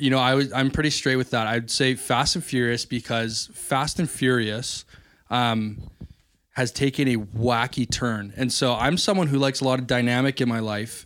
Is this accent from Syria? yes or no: no; Chemainus, British Columbia, Canada; there's a brewery right by um, my hometown, uh, in Shemanis